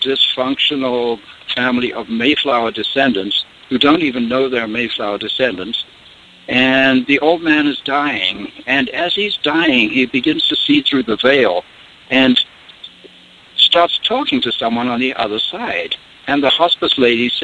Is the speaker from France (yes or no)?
no; South Africa; also born or lived in England; now in United States; I grew up in South Africa, so I grew up among the Zulus and various tribal folks there. I'm an Englishman born in England back in 1943, and ended up coming